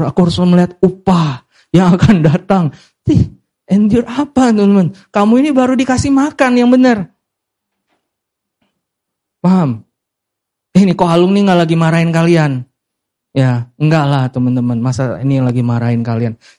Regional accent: Medan, North Sumatra, Indonesia; karena kita dari Chinese ya, Chinese Medan ya, selalu ada minimal dua jenis babi.

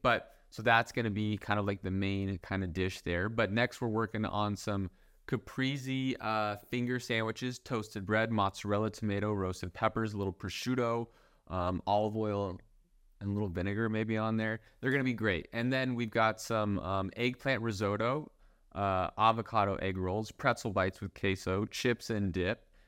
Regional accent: Las Vegas, Nevada, United States; my hometown of Las Vegas

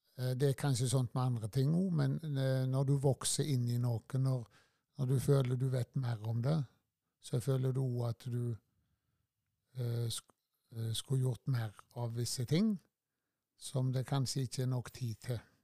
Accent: Tysvær, Rogaland, Norway; født og oppvokst på Førland. Og har bodd eh, med unntak av studieårene i Tysvær hele livet

